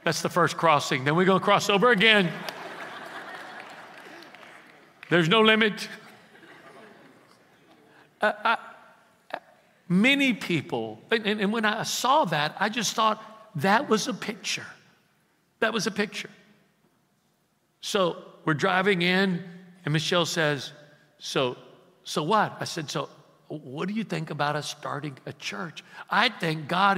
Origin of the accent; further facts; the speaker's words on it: Houston, Texas, United States; moved away; the ghetto where I was raised in Houston